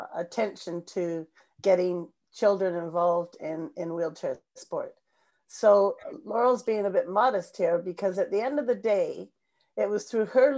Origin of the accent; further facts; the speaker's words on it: Langley, British Columbia, Canada; we hosted the BC Games for the Physically Disabled in Langley, in my hometown